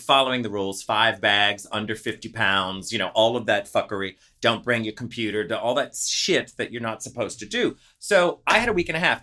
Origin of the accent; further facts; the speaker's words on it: New Orleans, Louisiana, United States; moved away; I'm from New Orleans